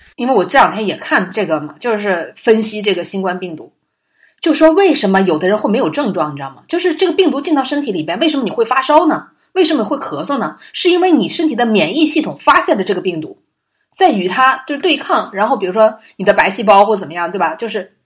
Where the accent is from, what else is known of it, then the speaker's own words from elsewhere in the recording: Liaoning, China; now in Shanghai, China; 我老家吧，辽宁